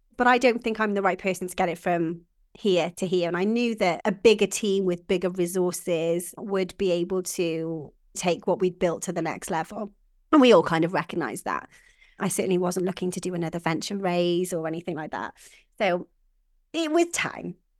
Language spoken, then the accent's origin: English; Welsh, Wales, United Kingdom; I am Welsh